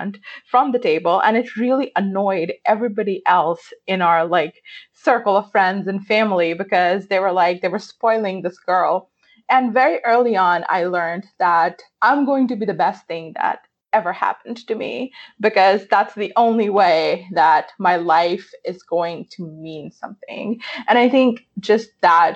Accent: Pakistan; I grew up in Pakistan

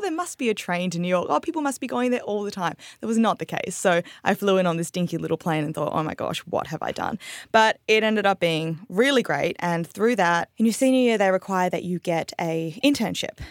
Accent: Perth, Western Australia, Australia; moved away as an adult; also born or lived in Singapore; now in Nashville, United States; we emigrated to Australia when I was about three or four and lived there till I was nineteen

